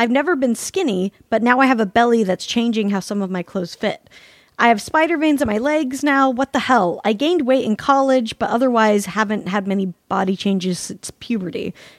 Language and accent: English; Salt Lake City, Utah, United States; They call it fry sauce in Utah, and apparently I'm from Salt Lake City, originated there, the United States version fry sauce.